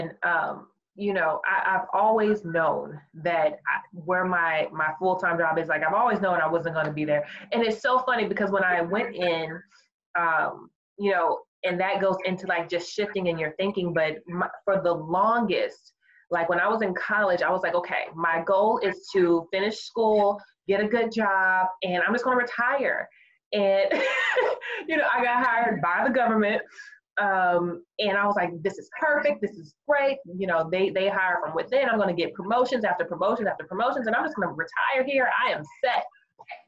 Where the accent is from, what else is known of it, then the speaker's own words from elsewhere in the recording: Austin, Texas, United States; moved away as an adult; now in Houston, United States; I'm originally from Austin